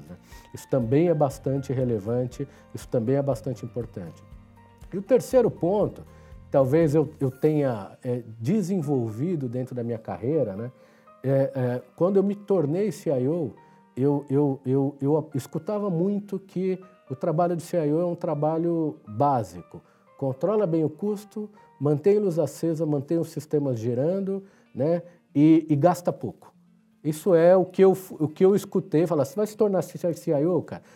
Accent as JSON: {"language": "Portuguese", "region": "São Paulo", "country": "Brazil", "tie": "born or raised there", "said": "nasci em São Paulo"}